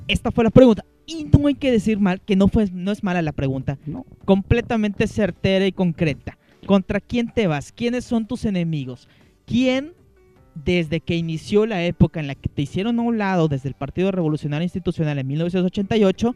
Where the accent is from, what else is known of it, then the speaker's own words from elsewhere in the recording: Mexico; nosotros como, mexicanos